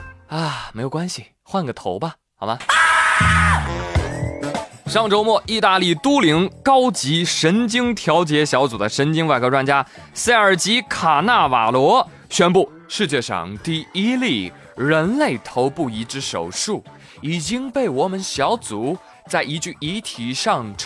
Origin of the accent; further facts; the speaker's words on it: China; 我毕竟我是中国人嘛，